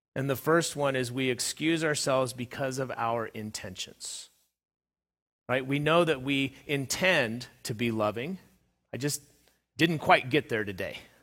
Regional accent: Southern California, United States; where I was growing up in Southern California

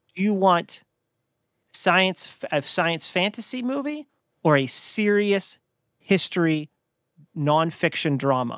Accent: Oil City, Pennsylvania, United States; where we grew up in Oil City.

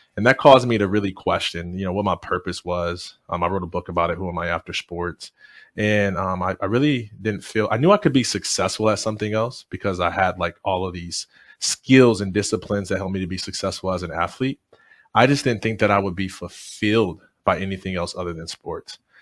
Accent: Jackson, Michigan, United States; I am originally from Jackson, Michigan

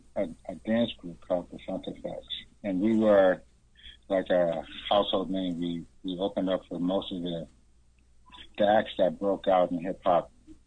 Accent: Boston, Massachusetts, United States; I grew up in Dorchester and Roxbury. I was born in Roxbury, but I grew up in all the boroughs, Massachusetts, basically in Boston.

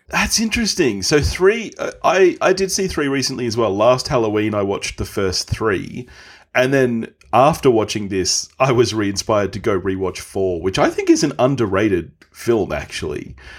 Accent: Australia; as an Aussie

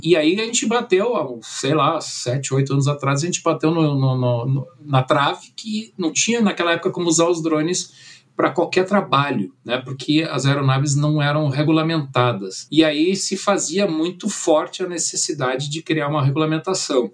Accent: Brazil; also born or lived in Germany; eu nasci na Alemanha, vim com nove anos, né? meu, meu pai era engenheiro, ele veio para o Brasil

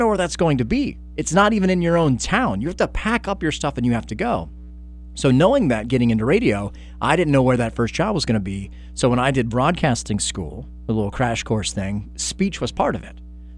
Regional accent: Stone Mountain, Georgia, United States; accent: Southern; Because I grew up in Stone Mountain, Georgia.

